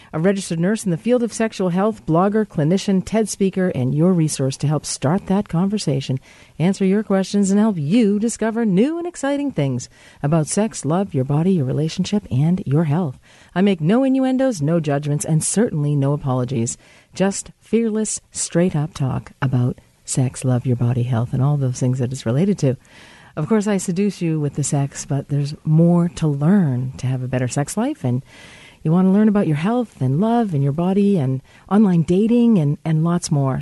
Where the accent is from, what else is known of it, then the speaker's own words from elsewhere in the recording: United States; I'm American